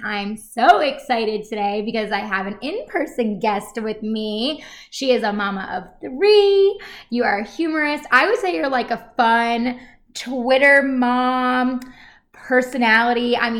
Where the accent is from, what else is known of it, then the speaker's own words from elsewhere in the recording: New York, United States; accent: New York; There's my New York accent.